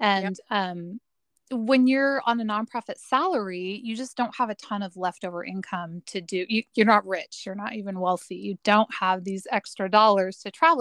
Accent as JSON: {"language": "English", "area": "Portland, Oregon area", "region": "Oregon / Salem", "country": "United States", "tie": "born or raised there", "said": "… and I grew up in the Portland, Oregon slash Salem, Oregon area"}